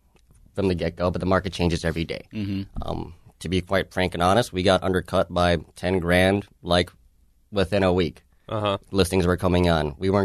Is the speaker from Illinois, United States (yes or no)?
no; Savage, Minnesota, United States; Savage is really? My hometown. I grew up there since 1990.